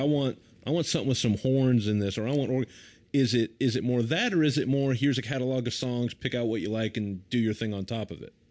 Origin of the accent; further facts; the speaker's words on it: the American South, United States; a Southerner